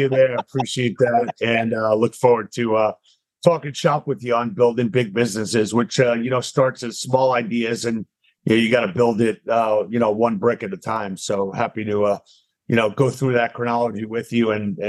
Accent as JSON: {"language": "English", "area": "Long Island", "region": "New York", "country": "United States", "tie": "born or raised there", "also_born_or_lived": "Atlanta", "moved": "as an adult", "said": "I grew up in Long Island, went to Emory, right by you down in Atlanta, undergrad"}